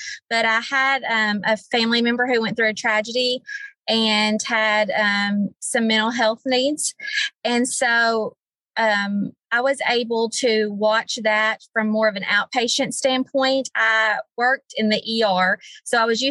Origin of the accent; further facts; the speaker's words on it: Newport, Arkansas, United States; I am originally born and raised in Jackson County. I graduated from Newport in 2007